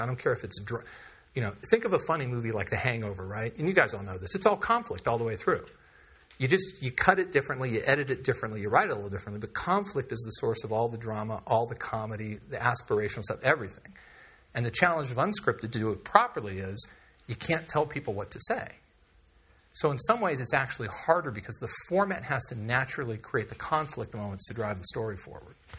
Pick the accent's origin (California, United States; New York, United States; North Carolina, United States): California, United States; also born or lived in Texas; I'm from California